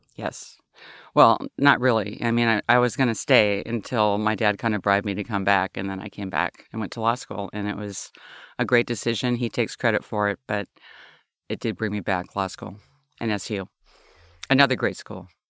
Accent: Olympia, Washington, United States; also born or lived in Oklahoma; I grew up in Olympia, Washington

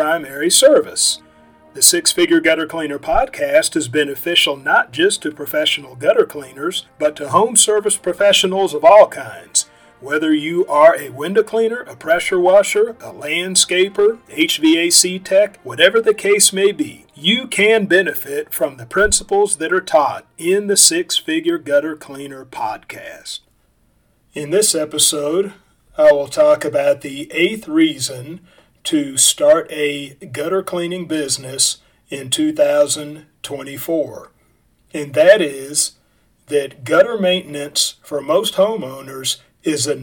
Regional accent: Kansas City, United States; moved away; I'm originally from Kansas City, and I moved my family back up here in 2012.

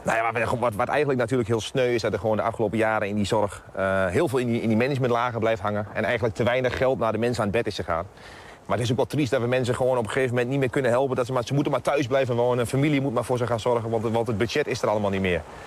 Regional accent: Twente, Overijssel, Netherlands; dat is in mijn geval natuurlijk uit Twente

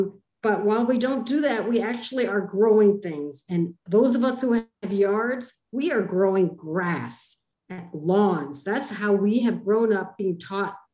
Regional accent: Cambridge, Massachusetts, United States; growing up in Cambridge, Massachusetts

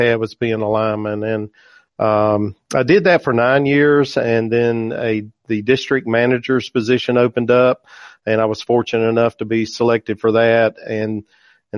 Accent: Bennett, North Carolina, United States; I am from Bennett, North Carolina, just a small town. I'm just a country boy. I grew up on a part-time farm

